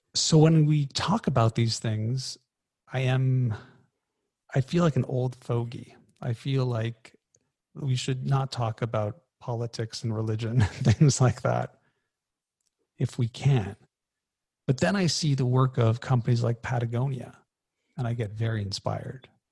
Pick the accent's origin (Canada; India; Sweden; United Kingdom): Canada; I'm Canadian.